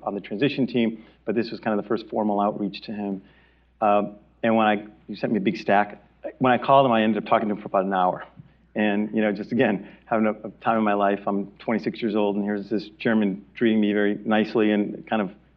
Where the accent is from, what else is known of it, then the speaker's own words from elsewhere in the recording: Bridgeport, Connecticut, United States; moved away; Bridgeport, Connecticut, of all places, my hometown